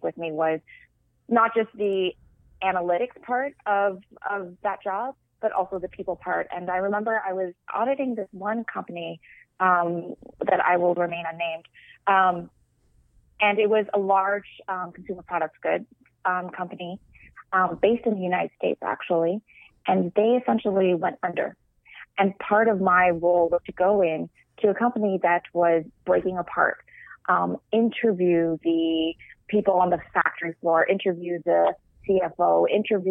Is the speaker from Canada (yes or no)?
yes; Canada; moved away; also born or lived in Toronto, Canada; I'm Canadian